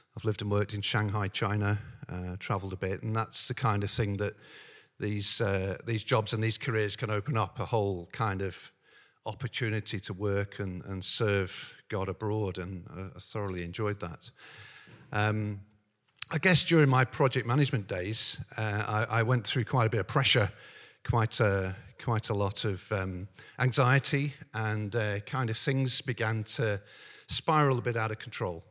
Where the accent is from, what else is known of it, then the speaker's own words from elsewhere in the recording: Northern Ireland, United Kingdom; I grew up in Northern Ireland.